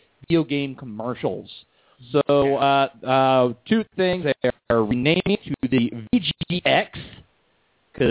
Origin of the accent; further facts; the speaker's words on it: United States; us Americans as an American